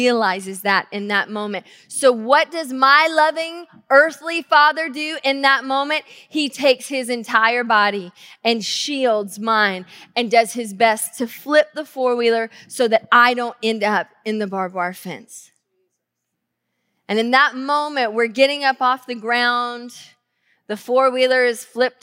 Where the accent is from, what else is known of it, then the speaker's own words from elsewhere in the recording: the South, United States; now in Tacoma, United States; growing up in the South